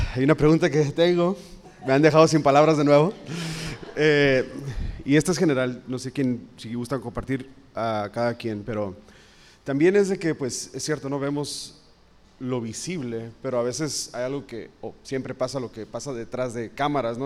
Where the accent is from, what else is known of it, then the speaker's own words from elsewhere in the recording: Mexico; nosotros como mexicanos